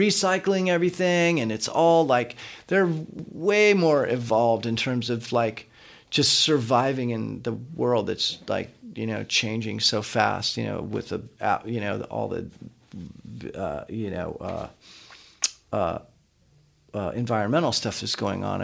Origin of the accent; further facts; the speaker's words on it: San Diego, California, United States; I grew up in San Diego, so we're from San Diego